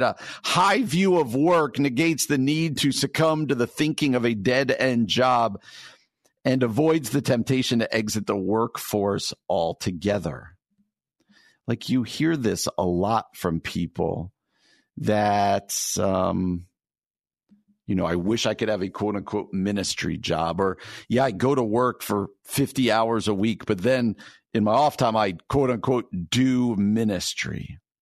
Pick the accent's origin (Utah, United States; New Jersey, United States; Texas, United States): New Jersey, United States; suburbs of New York City; moved away as an adult; now in Chicago, United States; I grew up in New Jersey